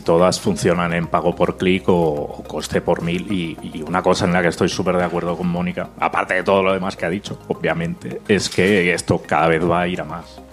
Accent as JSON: {"language": "Spanish", "region": "Catalonia", "country": "Spain", "said": "Yo soy catalán"}